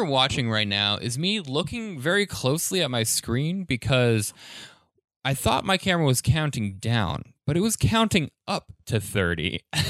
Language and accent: English; Arvada, Colorado, United States; There's my hometown of Arvada has a very large like car culture